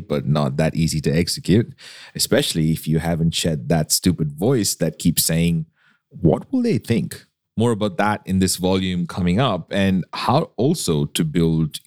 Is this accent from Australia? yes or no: yes; Australia; I'm Australian